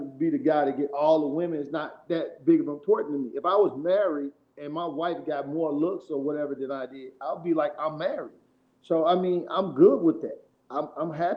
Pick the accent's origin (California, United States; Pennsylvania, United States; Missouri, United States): Missouri, United States; St. Louis; now in Houston, United States; I'm from St. Louis. I live in Houston now